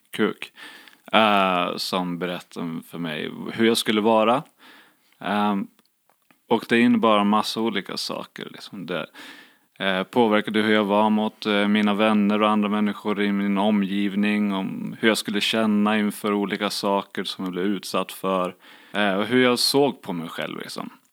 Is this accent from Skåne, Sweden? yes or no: no; Borlänge, Dalarna County, Sweden; moved away as an adult; also born or lived in Uppsala; jag kom från Borlänge som är liksom arbetarklassstad. Eh, ja, ganska macho miljö att växa upp